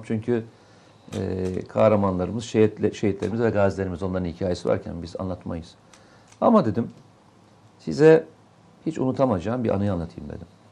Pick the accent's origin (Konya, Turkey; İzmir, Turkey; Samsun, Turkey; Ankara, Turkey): Samsun, Turkey; moved away; benim memleketim hani Samsun.